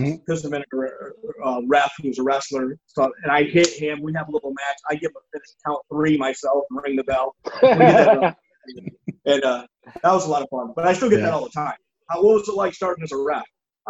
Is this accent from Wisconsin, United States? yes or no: yes; Milwaukee, Wisconsin, United States; I got in his face and said, I'm from Milwaukee, and said whatever I said.